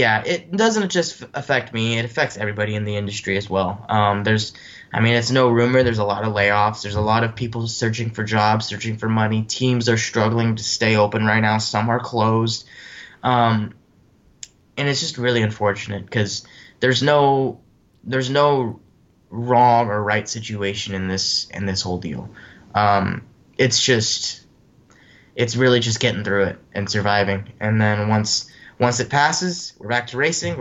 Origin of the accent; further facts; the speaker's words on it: California, United States; now in East Coast, United States; I was able to travel back to my home state and do races